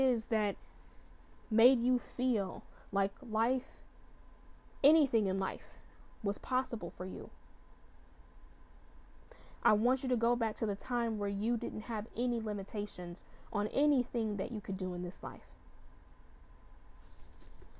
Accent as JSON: {"language": "English", "town": "Chicago", "region": "Illinois", "country": "United States", "tie": "born or raised there", "said": "when I was a little girl, I grew up in Chicago."}